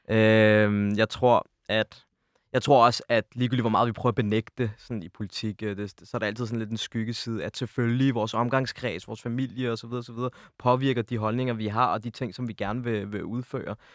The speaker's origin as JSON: {"language": "Danish", "region": "Zealand", "country": "Denmark", "tie": "born or raised there", "said": "Altså mit ophav eller min opvækst var jo i Region Sjælland"}